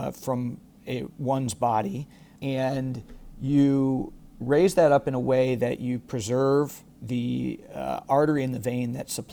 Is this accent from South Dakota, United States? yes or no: no; Iowa, United States; moved away as an adult; also born or lived in Dublin, Ireland / Rochester, Minnesota / Houston, Texas; I was born and raised in Iowa